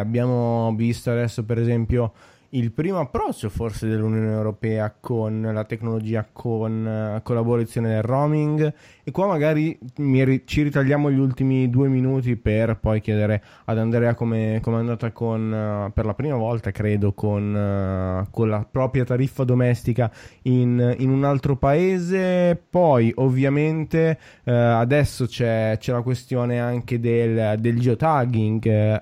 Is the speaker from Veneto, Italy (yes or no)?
no; a town 20 km from Milan, Lombardy, Italy; vivo tra Milano e il, il, mio paese natale che è a 20, a 20 km da Milano